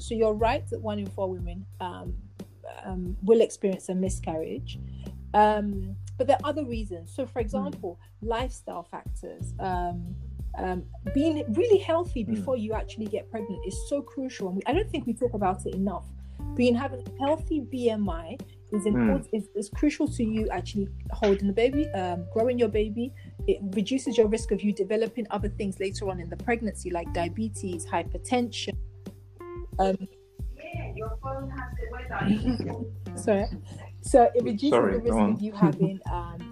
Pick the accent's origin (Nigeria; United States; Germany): Nigeria; also born or lived in London; London is not home. I'm Nigerian.